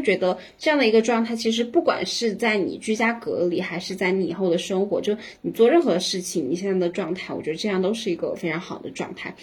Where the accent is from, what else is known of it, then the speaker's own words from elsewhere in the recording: Sichuan, China; 同样我们也是作为四川人